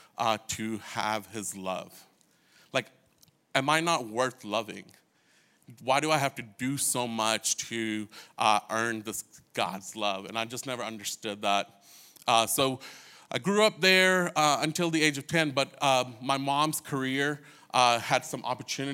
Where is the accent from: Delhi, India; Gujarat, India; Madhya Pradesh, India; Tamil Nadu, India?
Delhi, India; New Delhi; now in Snellville, United States; I grew up in India. I lived in a city called New Delhi.